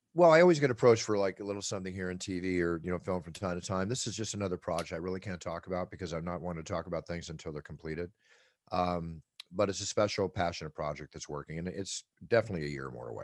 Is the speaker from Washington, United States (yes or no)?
no; Philadelphia, Pennsylvania, United States; moved away; also born or lived in Malibu, California; where we grew up in Philadelphia